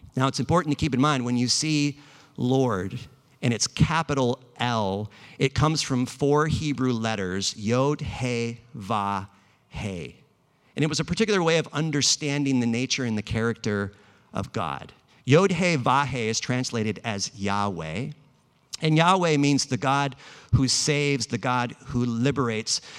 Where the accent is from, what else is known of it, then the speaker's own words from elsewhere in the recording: Los Angeles, California, United States; also born or lived in Bay Area; I'm actually from Los Angeles